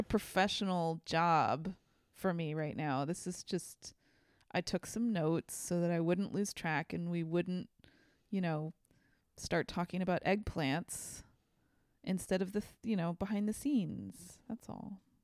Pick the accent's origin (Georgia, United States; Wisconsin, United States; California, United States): California, United States; San Francisco; I am from San Francisco